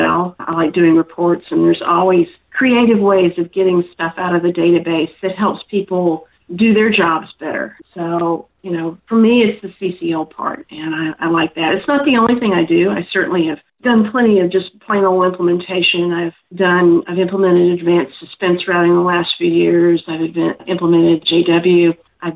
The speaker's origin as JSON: {"language": "English", "region": "North Carolina", "country": "United States", "moved": "yes", "said": "I'm originally from North Carolina."}